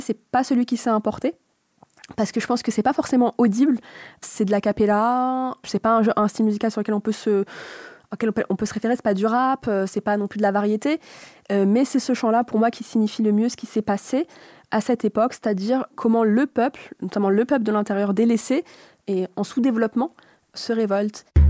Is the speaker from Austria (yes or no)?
no; Tunisia; je suis tunisienne